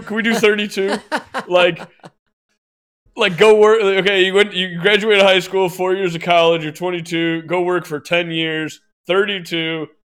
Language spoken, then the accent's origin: English; the South, United States; I'm a lady from the South, okay?